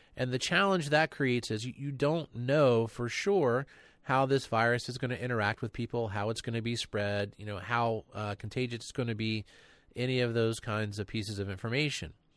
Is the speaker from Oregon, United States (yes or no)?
no; North Carolina, United States; me growing up in North Carolina